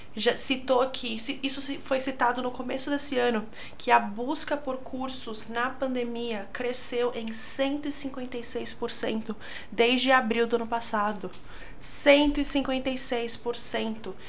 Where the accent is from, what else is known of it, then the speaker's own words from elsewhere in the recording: São Paulo, Brazil; eu sou de São Paulo